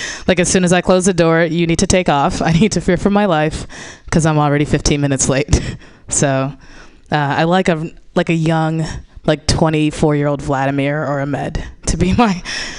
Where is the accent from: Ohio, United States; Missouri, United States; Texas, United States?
Missouri, United States; I'm from Missouri and like we don't always care about like recycling and like climate change. Like there's still, you know, I'm from the area of the country where there's like coal people, coal miners